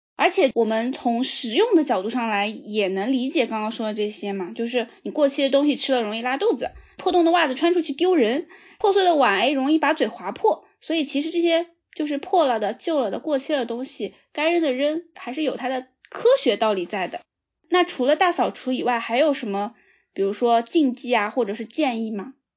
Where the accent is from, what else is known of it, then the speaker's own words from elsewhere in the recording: Jiangsu, China; 我作为一个江苏人